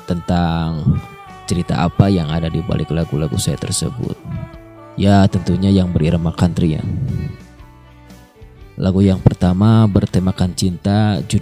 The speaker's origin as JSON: {"language": "Indonesian", "town": "Tasikmalaya", "region": "West Java", "country": "Indonesia", "said": "pendatang baru di musik country Indonesia. Saya berasal dari Tasikmalaya."}